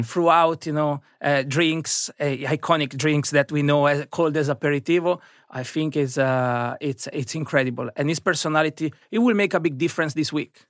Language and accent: English; Italy; moved away as an adult; now in London, United Kingdom; I've been growing up in Italy